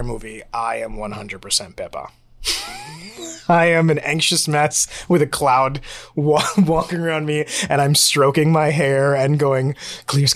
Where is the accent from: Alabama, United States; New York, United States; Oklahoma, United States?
New York, United States; New York City; I grew up in Sunset Park in Brooklyn, New York, which is like the most Spanish town in Brooklyn